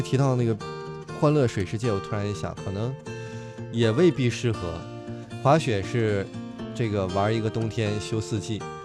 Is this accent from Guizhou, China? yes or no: no; Harbin, Heilongjiang, China; 我家乡的一个圣地，叫做亚布力